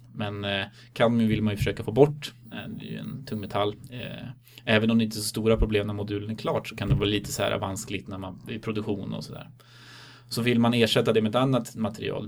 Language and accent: Swedish; Stockholm, Stockholm County, Sweden; moved away; also born or lived in Uppsala; Jag är från Stockholm ursprungligen